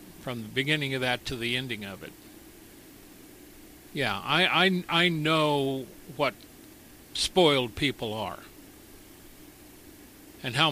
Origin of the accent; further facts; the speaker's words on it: United States; Being an American, being raised an American